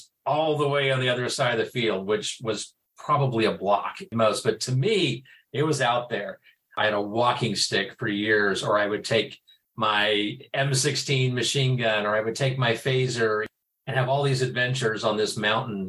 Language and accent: English; Newton, Kansas, United States; moved away as an adult; now in Kansas City, United States; I'm in Kansas City now, but I grew up in Newton, Kansas